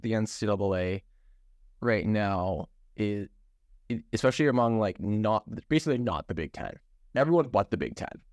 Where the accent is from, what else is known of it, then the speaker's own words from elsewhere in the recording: Ontario, Canada; Ben and I grew up in Ontario.